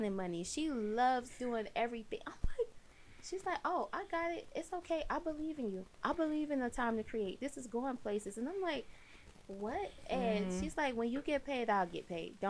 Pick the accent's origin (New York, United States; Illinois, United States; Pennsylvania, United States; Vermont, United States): Illinois, United States; Chicago; growing up in Chicago, just seeing the kids on the streets